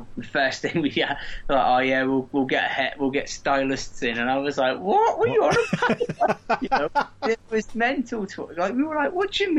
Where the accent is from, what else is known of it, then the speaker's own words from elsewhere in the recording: Corby, East Midlands, United Kingdom; we come from Corby